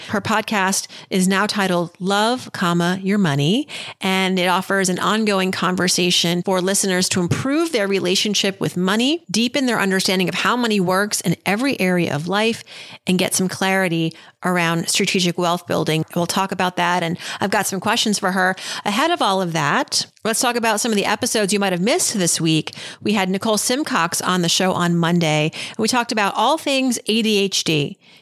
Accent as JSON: {"language": "English", "town": "Worcester", "region": "Massachusetts", "country": "United States", "tie": "born or raised there", "said": "growing up as a young girl growing up in Worcester, Massachusetts, uh, the daughter of immigrants"}